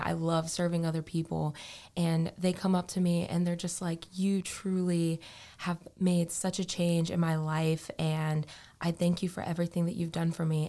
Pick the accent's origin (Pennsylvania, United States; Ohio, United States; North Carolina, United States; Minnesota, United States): North Carolina, United States; Morehead City; I am from Moorhead City, North Carolina. So I have been a beach girl all of my life.